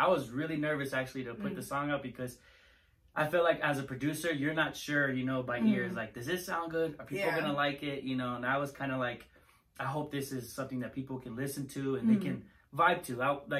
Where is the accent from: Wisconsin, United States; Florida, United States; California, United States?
California, United States; I was born in Chino Hills.